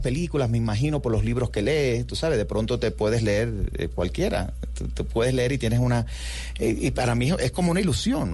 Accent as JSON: {"language": "Spanish", "country": "Cuba", "tie": "born or raised there", "also_born_or_lived": "New York", "moved": "as an adult", "lives_now": "United States"}